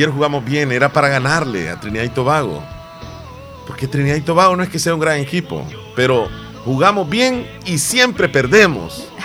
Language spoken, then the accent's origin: Spanish; El Salvador; Y quisiera que las cosas fueran diferentes, pues como todo salvadoreño.